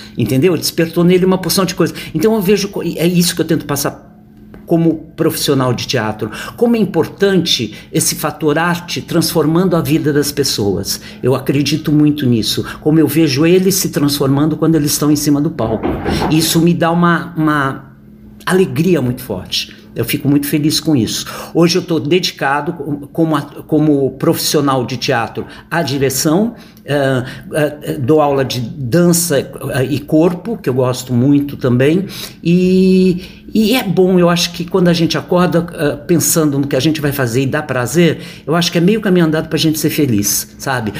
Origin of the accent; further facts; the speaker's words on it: Santos, São Paulo, Brazil; now in São Paulo, Brazil; Eu sou santista, é, nascido em Santos